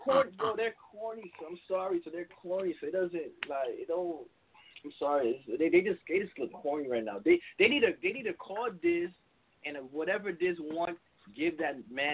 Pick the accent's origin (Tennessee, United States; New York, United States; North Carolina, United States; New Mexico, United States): New York, United States; I'm from New York.